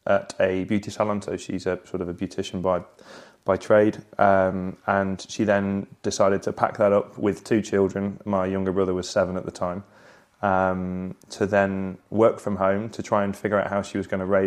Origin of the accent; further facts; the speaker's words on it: Sale, North West England, United Kingdom; moved away as an adult; I grew up in Manchester in Sale, a suburb of Manchester